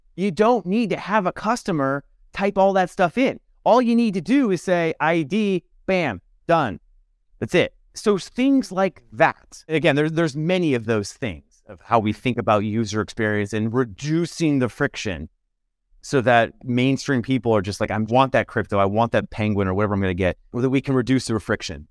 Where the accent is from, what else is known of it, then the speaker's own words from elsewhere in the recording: Nebraska, United States; maybe I'm from Nebraska